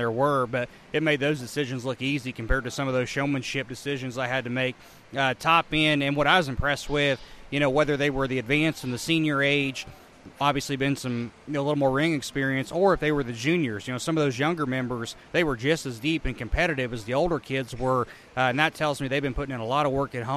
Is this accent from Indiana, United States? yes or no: yes; Indiana, United States; moved away as an adult; also born or lived in Illinois; now in Mattoon, United States; I grew up in Indiana